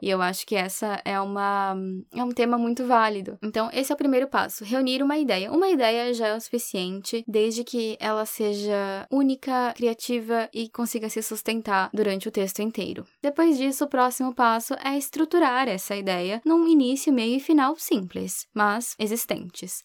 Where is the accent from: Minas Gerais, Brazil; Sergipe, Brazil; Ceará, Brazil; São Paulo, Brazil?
São Paulo, Brazil; moved away; legítima paulistana